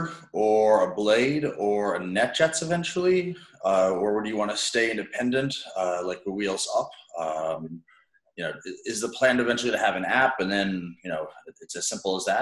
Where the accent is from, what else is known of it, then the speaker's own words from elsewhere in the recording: New York City, New York, United States; As a New Yorker